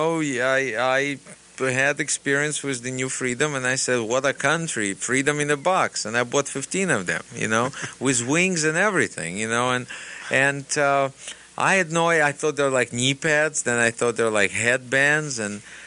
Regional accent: Russia; English is a second language; now in United States; still a Russian person

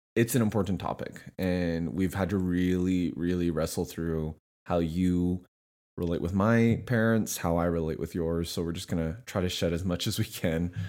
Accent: Canada; moved away as an adult; now in Nashville, United States; we were bo- both born and raised in Canada

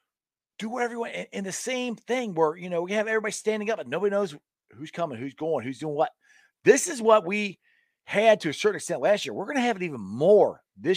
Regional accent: Cincinnati, Ohio, United States; I'm from Cincinnati

